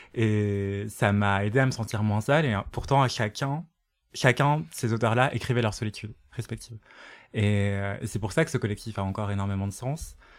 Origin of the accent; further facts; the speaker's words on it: Martinique; je viens de la Martinique